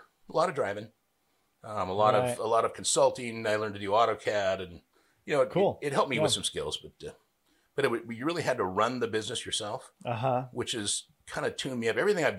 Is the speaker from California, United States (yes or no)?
yes; Napa Valley, California, United States; moved away as an adult; also born or lived in Bay Area, California; now in Bonner County, Idaho, United States; I'm originally from Napa Valley.